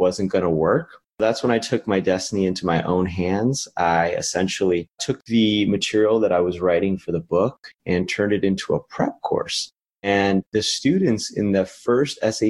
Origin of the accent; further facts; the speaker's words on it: Las Vegas, Nevada, United States; moved away as an adult; also born or lived in Los Angeles, United States; now in Philadelphia, United States; I grew up in Las Vegas, actually. That's where I'm originally from